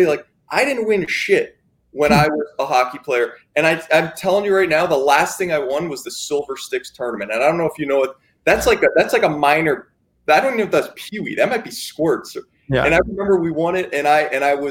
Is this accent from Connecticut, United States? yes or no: yes; Connecticut, United States; my youth hockey coach growing up in Connecticut